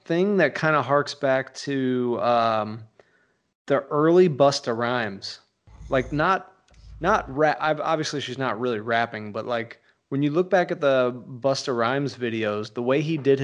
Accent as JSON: {"language": "English", "town": "St. Louis", "region": "Missouri", "country": "United States", "said": "I'm from St. Louis"}